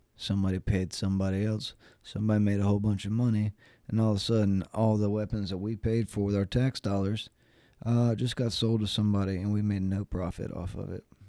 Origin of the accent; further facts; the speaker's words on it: North Carolina, United States; I'm from North Carolina